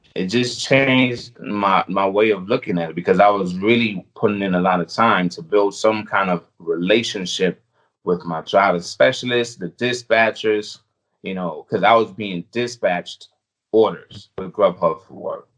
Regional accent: U.S. Virgin Islands; moved away; I was born on the U.S. Virgin Islands. I still have an accent.

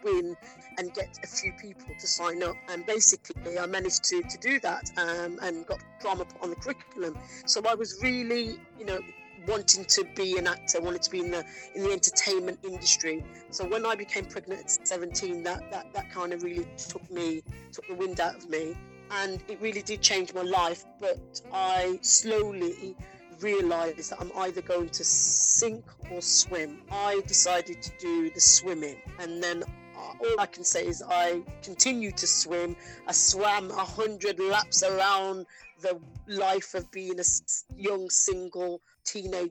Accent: Wolverhampton, West Midlands, United Kingdom; accent: Wolverhampton twang; I grew up in Wolverhampton. Wolves, come on, you Wolves. So that's the twang you can hear in my voice.

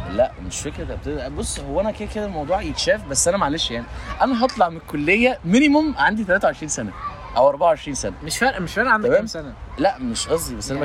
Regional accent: Egypt; عندنا في مصر

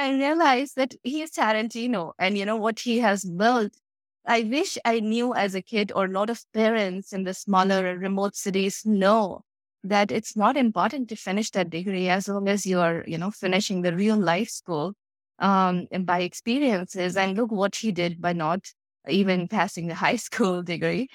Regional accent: India; moved away as an adult; I grew up in a tiny little town of India, which was not even on the Google Maps

